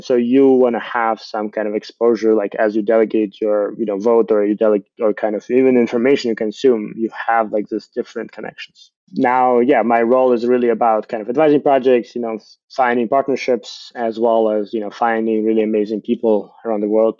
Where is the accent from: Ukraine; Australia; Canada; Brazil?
Ukraine; I'm from Ukraine.